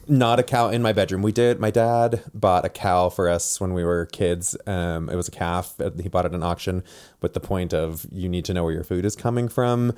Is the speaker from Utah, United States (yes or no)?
yes; Provo, Utah, United States; also born or lived in Tacoma, Washington / Indiana / Washington; I'm from Provo, Utah, born and raised. Um, grew up here